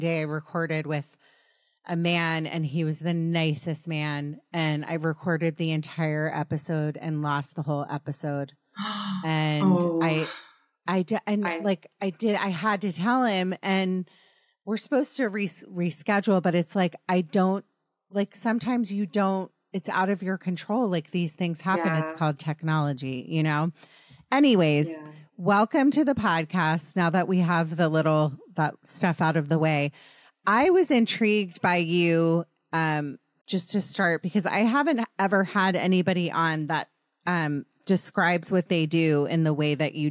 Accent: East Coast, United States; moved away as an adult; now in Los Angeles, United States; we grew up on the East Coast

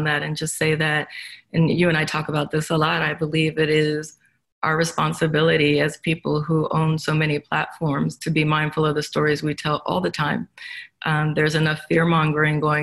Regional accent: Los Angeles, California, United States; I come from Los Angeles. A lot of my friends are waiters

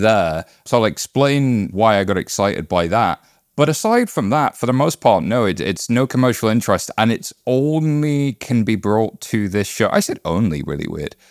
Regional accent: United Kingdom; I'm British

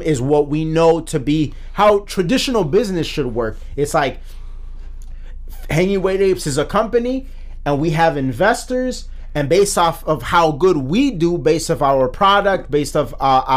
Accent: United States; as an American.

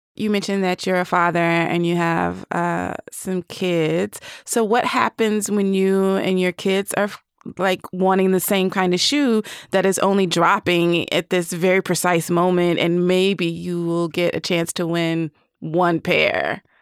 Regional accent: the South, United States; I am from the South.

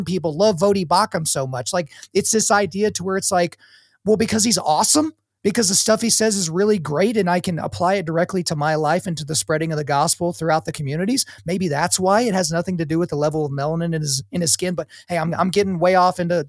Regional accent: Lawton, Oklahoma, United States; I grew up in Oklahoma where the predominant race in Oklahoma is white, but the city I grew up in, Lawton, is a multi-ethnic city

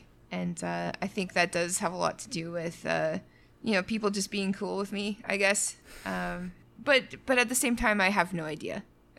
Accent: Canada; As a Canadian, I cannot do that. It's very rude.

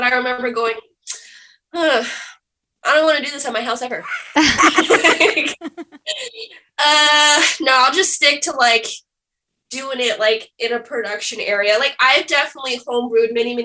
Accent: Ocala, Florida, United States; growing up in Ocala and like working at that liquor store

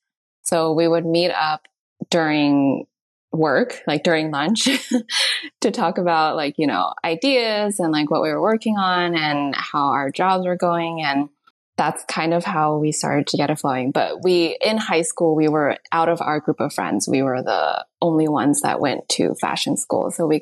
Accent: United States; growing up in America

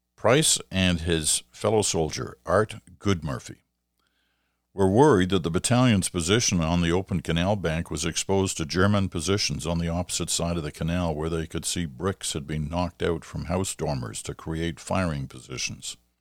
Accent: Canada; I don't think I've ever felt quite as Canadian as I did in those moments

